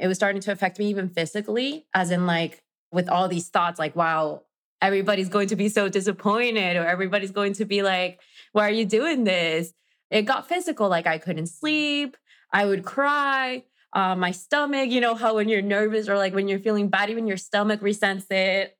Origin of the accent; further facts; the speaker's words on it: Mexico; English is a second language; moved away as an adult; now in New York, United States; I am originally from Mexico. I am now based in New York